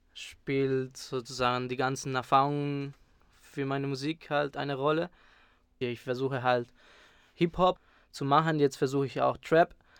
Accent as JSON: {"language": "German", "country": "Spain", "tie": "born or raised there", "moved": "yes", "said": "Ich bin dort aufgewachsen"}